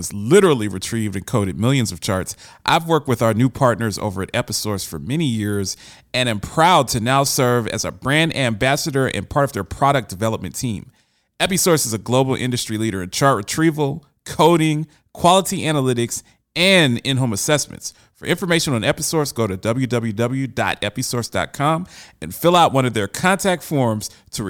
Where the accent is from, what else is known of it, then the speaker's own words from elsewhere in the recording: United States; now in Nashville, United States; It's my right as an American to have the strap.